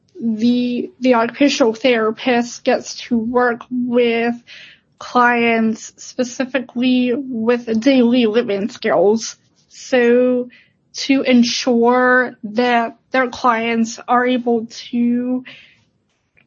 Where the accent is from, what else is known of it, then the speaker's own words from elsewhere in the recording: Pittsburgh, Pennsylvania, United States; I'm from Pittsburgh originally, so I am an hour away from home.